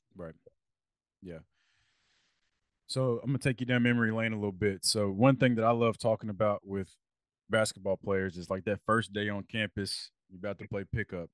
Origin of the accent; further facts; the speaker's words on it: Lexington, Kentucky, United States; when we were growing up in Lexington